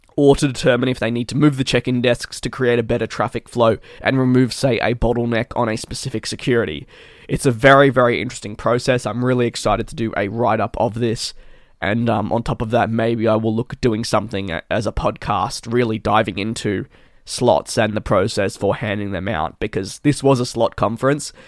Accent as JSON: {"language": "English", "town": "Melbourne", "region": "Victoria", "country": "Australia", "tie": "born or raised there", "said": "it is in my hometown"}